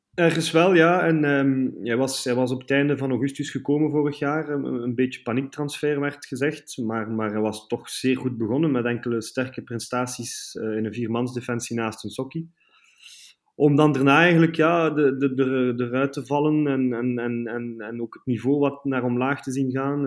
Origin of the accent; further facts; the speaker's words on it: Bruges, Flanders, Belgium; moved away as an adult; now in Brussels, Belgium; ik ben dus geboren in Brugge, 35 jaar geleden